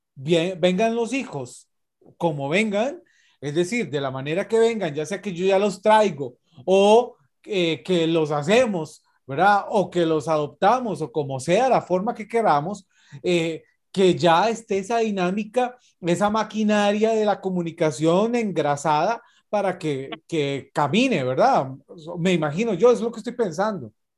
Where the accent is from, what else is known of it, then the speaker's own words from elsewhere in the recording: Costa Rica; nosotros como ticos